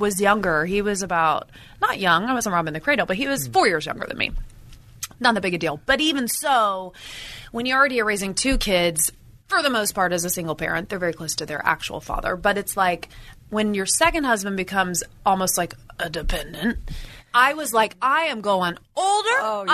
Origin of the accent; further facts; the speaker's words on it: Indiana, United States; moved away as an adult; also born or lived in San Francisco; now in Los Angeles, United States; I was from Indiana, born and raised in the Midwest, farm girl.